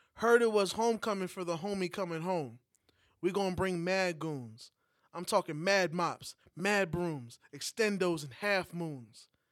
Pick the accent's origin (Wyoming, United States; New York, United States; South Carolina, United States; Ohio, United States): New York, United States; moved away; a New Yorker that hasn't been in New York for a while